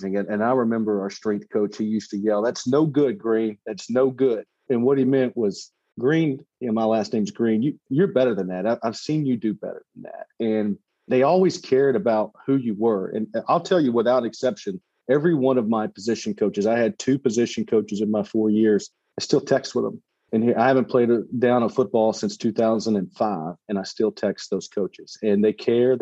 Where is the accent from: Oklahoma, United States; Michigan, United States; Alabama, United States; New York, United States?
Alabama, United States; I grew up in Alabama, where football is everything